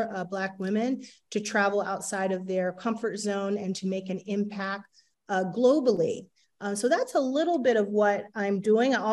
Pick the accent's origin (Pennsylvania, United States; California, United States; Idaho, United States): Pennsylvania, United States; Bryn Mawr; moved away as an adult; now in Ghana; I come from about 15 minutes outside of Philadelphia, a town called Bryn Mawr